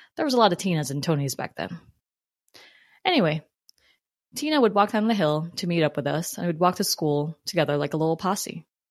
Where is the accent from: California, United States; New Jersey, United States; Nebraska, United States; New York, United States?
New Jersey, United States; accent: New Jersey; also born or lived in Philippines; growing up in Jersey